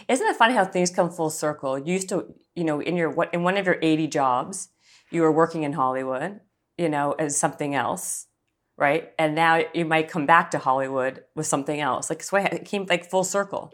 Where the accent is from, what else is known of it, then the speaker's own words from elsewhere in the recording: Canada; I'm Canadian